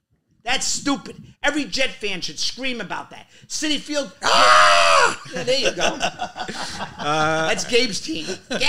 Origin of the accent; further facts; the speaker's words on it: near Long Island, New York, United States; I grew up near Long Island.